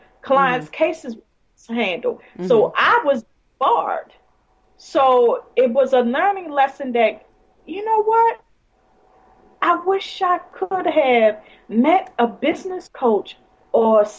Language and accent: English; Baltimore, Maryland, United States; Well, I'm from Baltimore, Maryland. And I live in Baltimore City.